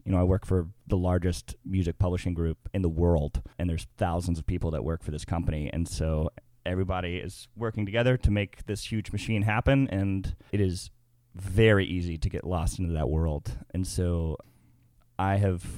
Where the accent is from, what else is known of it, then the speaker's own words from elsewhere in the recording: Little Rock, Arkansas, United States; moved away as an adult; now in Murfreesboro, United States; I am from Little Rock, Arkansas. I actually went to high school with Jacob here